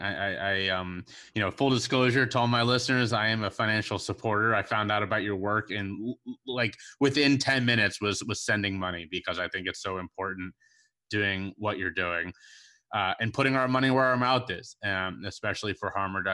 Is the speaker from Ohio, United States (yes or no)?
yes; Cincinnati, Ohio, United States; also born or lived in New York; now in Charleston, United States; I was born and raised in Cincinnati, Ohio